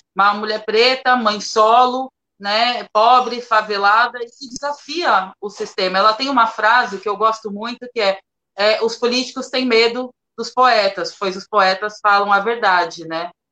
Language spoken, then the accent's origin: Portuguese; Praia Grande, São Paulo, Brazil; eu sou de Praia Grande, mais especial assim no fundão de Praia Grande, do Caixara